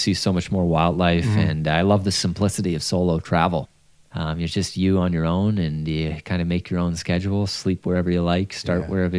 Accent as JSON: {"language": "English", "town": "Fenwick", "region": "Ontario", "country": "Canada", "tie": "born or raised there", "said": "Well, I grew up in Fenwick, Ontario, which is sort of the rural heartland of Ontario, farming territory."}